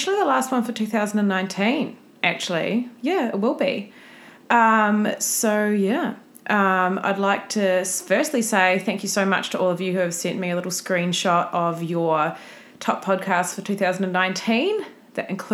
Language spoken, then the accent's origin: English; New Zealand; moved away; I'm from New Zealand, and I've always gone back home for Christmas